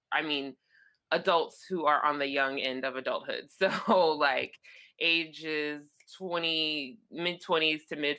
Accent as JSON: {"language": "English", "town": "Los Angeles", "region": "California", "country": "United States", "said": "I am from Los Angeles. That is where I am now"}